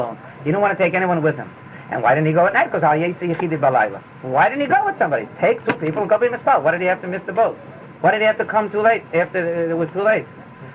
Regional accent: United States; I'm an American

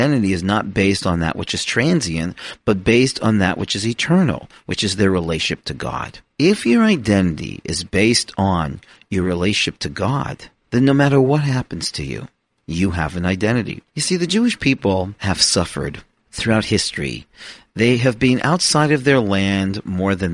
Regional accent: Toronto, Ontario, Canada; I am a Canadian who was born in Toronto to the family of Aaron

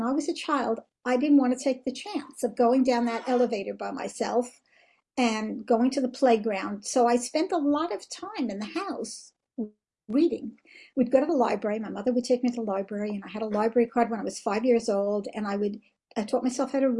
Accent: United States; moved away as an adult; now in Israel; I was born in America

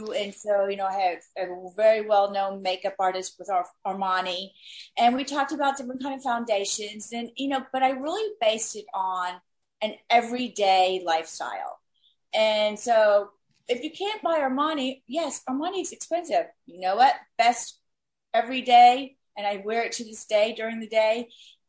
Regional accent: Miami, Florida, United States; moved away as an adult; now in Los Angeles, United States; I had a friend that I grew up with in Miami, our kids grew up together. We moved out to LA at the same time

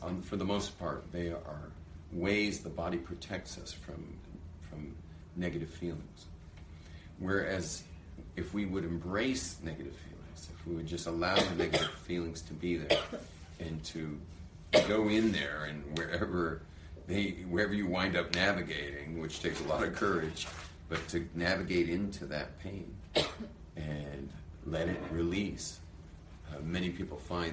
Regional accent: Los Angeles, California, United States; moved away as an adult; now in Israel; I'm from California, from

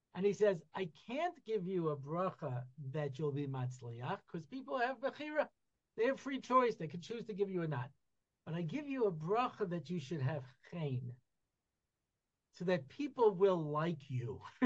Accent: United States; I grew up in America in you know in the '60s and '70s

